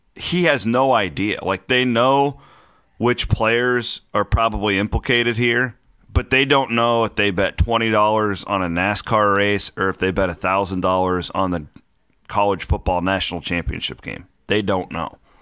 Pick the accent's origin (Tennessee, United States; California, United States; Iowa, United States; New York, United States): Iowa, United States; Shenandoah; moved away; a bar in my hometown that is, it's just a Morton building.